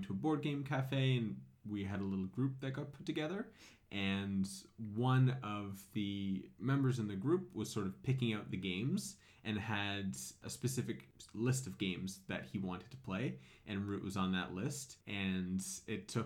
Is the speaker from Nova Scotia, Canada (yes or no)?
yes; Halifax, Nova Scotia, Canada; also born or lived in Greater Toronto Area; now in Waterloo, Canada; I'm from Halifax.